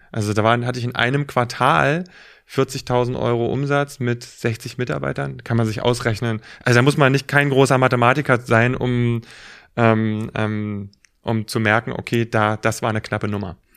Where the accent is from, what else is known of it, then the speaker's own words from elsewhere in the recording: Berlin, Germany; Also ich bin ähm, ähm, auf der Ostseite groß geworden